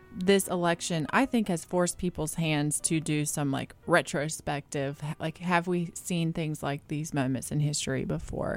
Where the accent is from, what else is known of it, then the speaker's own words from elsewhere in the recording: North Carolina, United States; I grew up in North Carolina